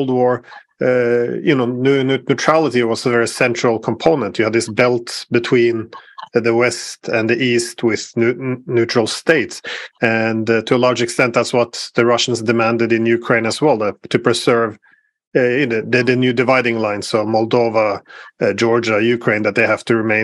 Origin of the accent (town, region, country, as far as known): Norway